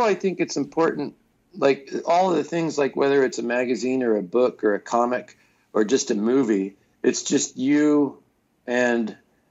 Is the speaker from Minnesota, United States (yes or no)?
no; California, United States; Northern California.